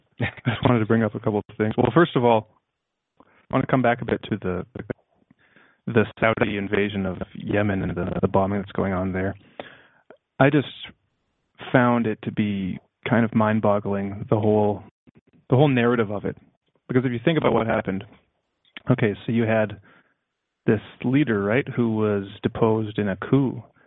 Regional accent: Canada; And it's good for me because I am Canadian, so I like to get a little bit of a Canadian perspective too.

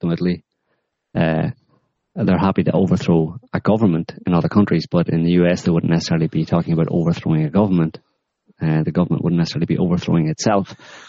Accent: United States; Not back home. No Twitter campaigns, please. We're American.

